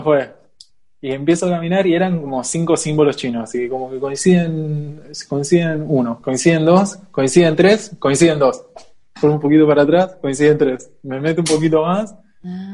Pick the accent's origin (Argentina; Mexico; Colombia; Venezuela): Argentina; also born or lived in Switzerland / China; now in Barcelona, Spain; yo soy argentino